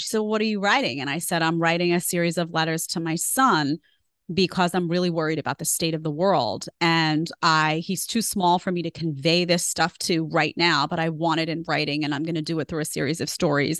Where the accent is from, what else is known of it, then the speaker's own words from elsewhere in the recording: New York City, New York, United States; moved away as an adult; also born or lived in Manhattan; now in Florida, United States; I grew up in Staten Island